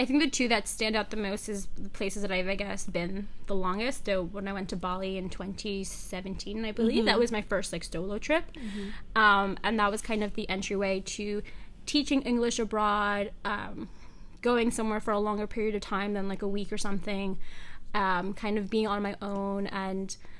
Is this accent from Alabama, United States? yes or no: no; Long Island, New York, United States; I was raised on Long Island